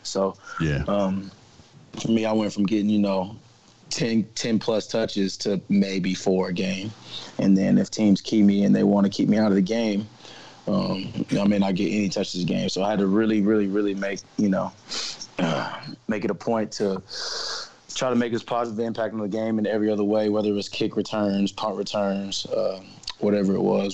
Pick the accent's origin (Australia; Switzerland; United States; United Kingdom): United States; Nashville, Tennessee; Tennessee, uh, born and raised. So I'm one of the last of a dying breed here